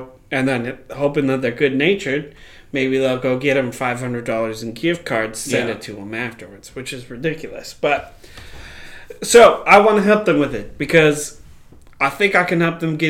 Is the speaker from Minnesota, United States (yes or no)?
yes; Minneapolis, Minnesota, United States; we are from Minnesota.